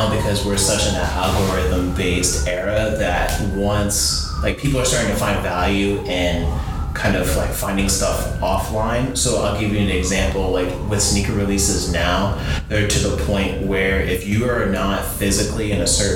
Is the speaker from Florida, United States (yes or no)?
yes; Florida, United States; moved away; we're both from Florida originally